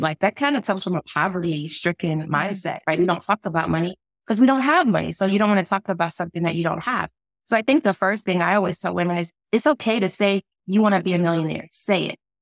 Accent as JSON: {"language": "English", "town": "St. Louis", "region": "Missouri", "country": "United States", "tie": "born or raised there", "moved": "yes", "lives_now": "Washington, D.C., United States", "said": "I am a little girl from Saint Louis, Missouri"}